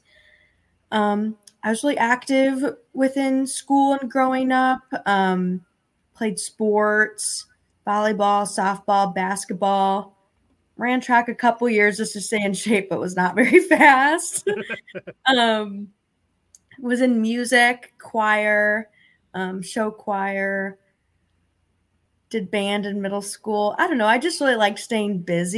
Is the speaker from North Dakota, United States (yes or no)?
no; Norwalk, Iowa, United States; also born or lived in Des Moines, Iowa / Waverly, Iowa / Rochester, Minnesota; I grew up watching Channel 13 because I grew up in Norwalk, Iowa. I was born in Des Moines